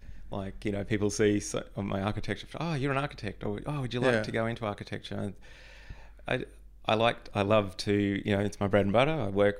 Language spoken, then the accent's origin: English; Queensland, Australia; I grew up in North Queensland, in a little town on the Atherton Tablelands.